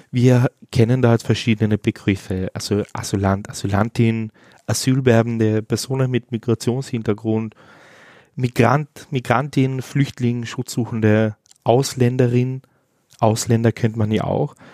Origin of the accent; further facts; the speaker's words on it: Austria; als Österreicher nach München ziehe